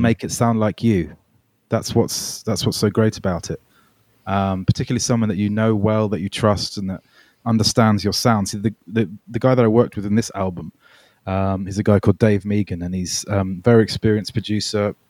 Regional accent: United Kingdom; also born or lived in Melbourne, Australia; I moved to the U K when I was nine

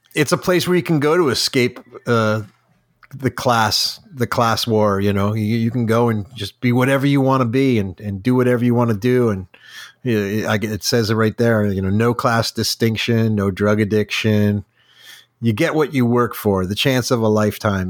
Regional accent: United States; growing up in America

